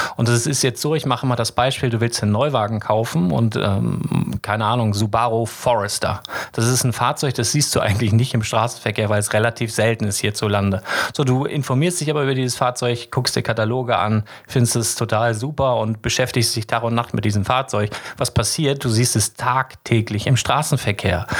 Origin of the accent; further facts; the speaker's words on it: Lüneburg, Lower Saxony, Germany; ich komme aus Lüneburg